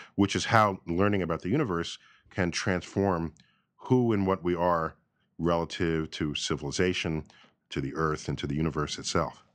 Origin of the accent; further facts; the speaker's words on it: New York City, New York, United States; growing up in New York City